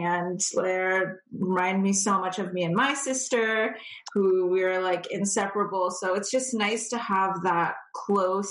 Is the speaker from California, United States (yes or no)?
yes; California, United States; moved away as an adult; now in Toronto area, Canada; I born and raised in California, purebred California girl.